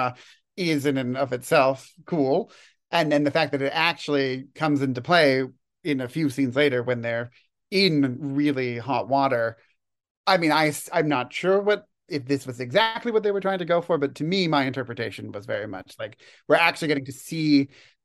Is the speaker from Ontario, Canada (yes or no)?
yes; Toronto, Ontario, Canada; moved away as an adult; also born or lived in Edmonton, Alberta; I was born and raised in Toronto, but I did my undergraduate degree in Edmonton.